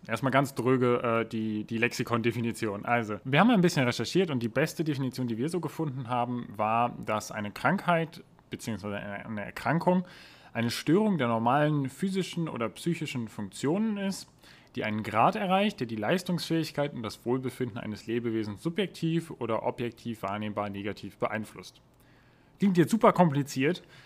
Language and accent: German; Germany; wir so als Deutsche